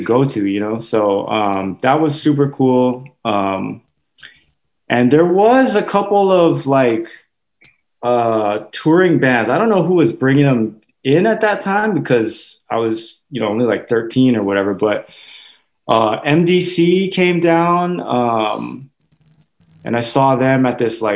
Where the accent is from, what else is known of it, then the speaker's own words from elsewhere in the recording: Hawaii, United States; moved away as an adult; also born or lived in Washington State; now in New York, United States; I was born there in Hawaii, and so yeah, I lived there for 23 years